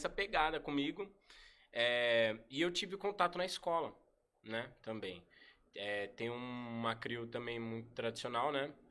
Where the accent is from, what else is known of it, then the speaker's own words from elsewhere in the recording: Suzano, São Paulo, Brazil; Eu que sou de Suzano, ele sempre me acolheu nos treinos.